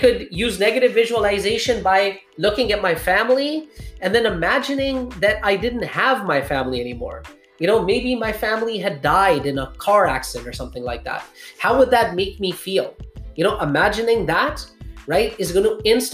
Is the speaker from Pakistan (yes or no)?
yes; Pakistan; I was born in Pakistan